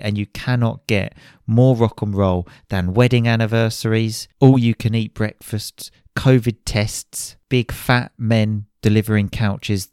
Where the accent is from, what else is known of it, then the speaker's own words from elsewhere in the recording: Chelmsford, East of England, United Kingdom; back to my hometown, Chelmsford in Essex